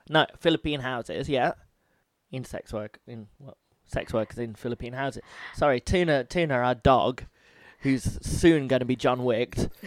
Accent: United Kingdom; I'm British

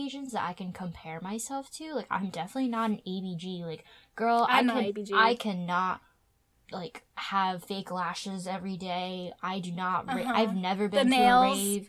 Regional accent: United States; I grew up in a predominantly white area

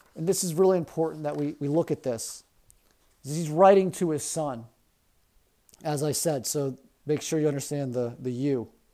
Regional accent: Baltimore County, Maryland, United States; growing up in Baltimore County

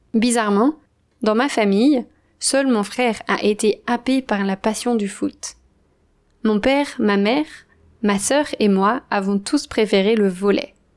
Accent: Andrezé, Pays de la Loire, France; moved away; Le village où j'ai grandi s'appelle Andrezy. Il est situé à l'ouest de la France, entre Nantes et Angers.

